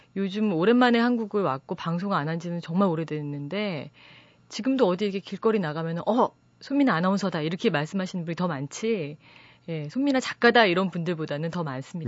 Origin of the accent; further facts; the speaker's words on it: South Korea; 제가 한국 사람이기 때문에